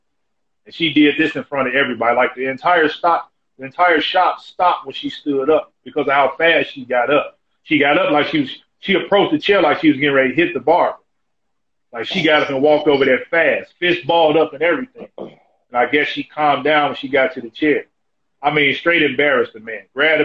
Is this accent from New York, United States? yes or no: no; Chicago, Illinois, United States; I'm from Chicago